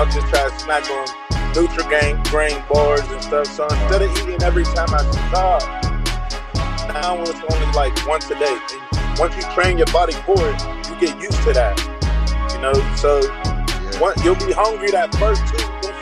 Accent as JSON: {"language": "English", "town": "Pittsburgh", "region": "Pennsylvania", "country": "United States", "said": "I'm from Pittsburgh, PA"}